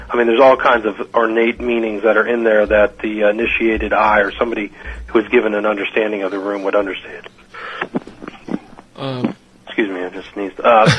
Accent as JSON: {"language": "English", "region": "Midwest", "country": "United States", "said": "I'm from the Midwest, right. And I'm in California, so I always got a strange feeling about New York."}